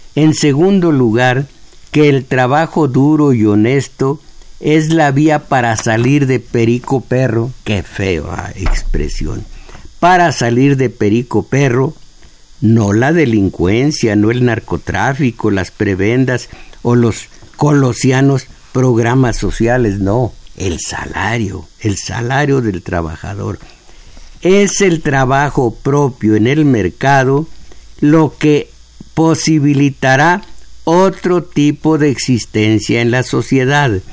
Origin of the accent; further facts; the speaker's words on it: Mexico; como mexicanos